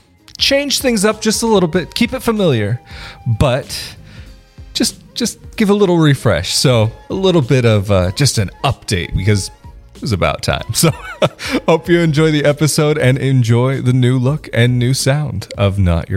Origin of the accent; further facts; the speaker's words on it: West Coast, United States; now in Italy; I was born in the States, lived mostly on the West Coast, and now I live here.